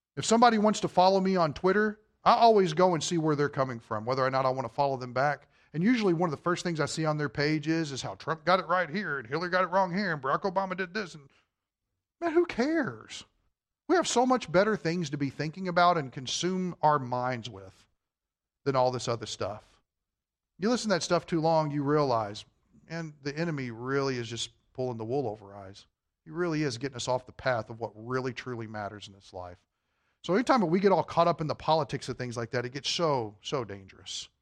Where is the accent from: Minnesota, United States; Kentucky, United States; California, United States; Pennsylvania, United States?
Kentucky, United States; I'm from Kentucky.